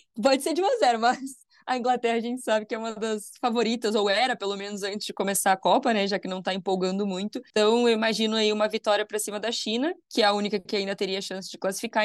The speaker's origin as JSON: {"language": "Portuguese", "country": "Brazil"}